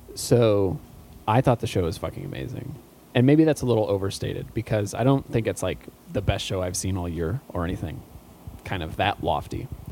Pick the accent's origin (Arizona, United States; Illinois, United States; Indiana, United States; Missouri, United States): Illinois, United States; outside of Chicago; growing up outside of Chicago